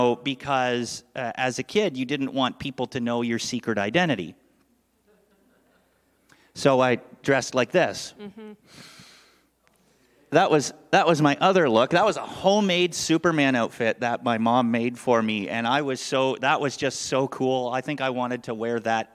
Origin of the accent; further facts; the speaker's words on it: Canada; born or raised there; moved away as an adult; now in United States